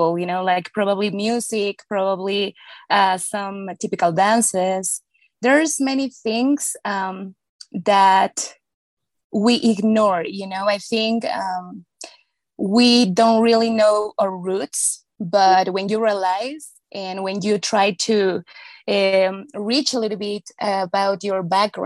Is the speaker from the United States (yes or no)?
no; Mexico; I was born in Mexico